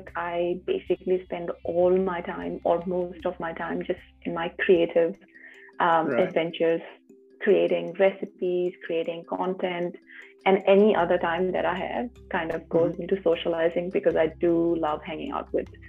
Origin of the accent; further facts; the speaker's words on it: Udhampur, Jammu and Kashmir, India; moved away as an adult; now in Auckland, New Zealand; I am from Udhampur, which is a district. Well, now it's a union territory. There have been some changes, but when I was there physically, it was a district in Jammu and Kashmir, very close to Jammu.